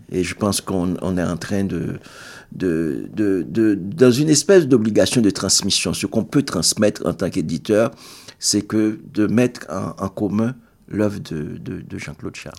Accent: Haiti; first language Haitian Creole; French is a second language; en tant qu'Haïtien, tu ne parles que le créole

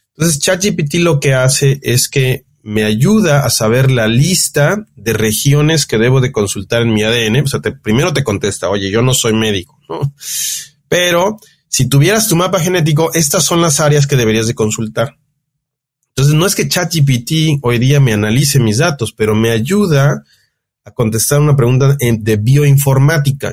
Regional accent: Mexico; como mexicano, como latino

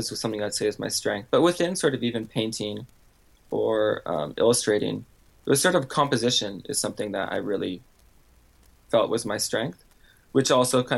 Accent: Canada; now in Seattle, United States; I was born in Canada.

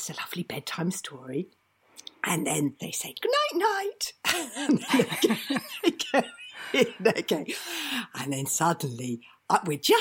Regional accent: London, United Kingdom; I grew up in London in a house without a garden

